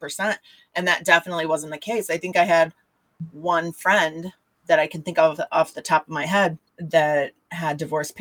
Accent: Michigan, United States; the area that I grew up in Michigan is a, well, it's not anymore, but back then it was a smaller town

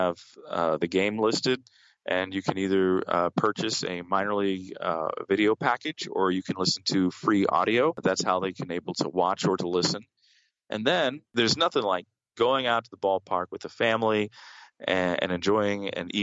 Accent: Victoria, Texas, United States; I grew up in Victoria, Texas

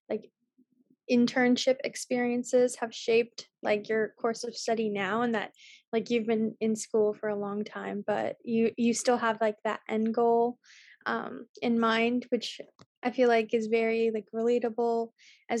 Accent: Medford, Massachusetts, United States; I'm originally from Medford, so I go to Tufts University in Medford. So I've lived in Medford for the past 10 years, and I went to Medford High School.

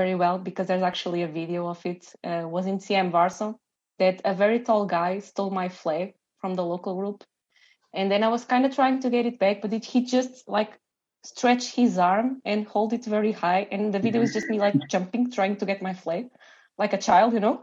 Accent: Portugal; we are from Portugal.

